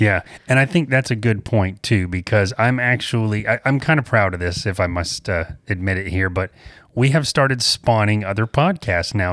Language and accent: English; the South, United States; we're from the South